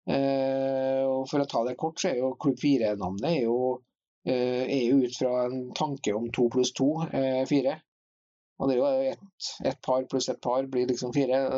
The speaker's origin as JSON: {"language": "Norwegian", "town": "Hitra", "region": "Trøndelag", "country": "Norway", "tie": "born or raised there"}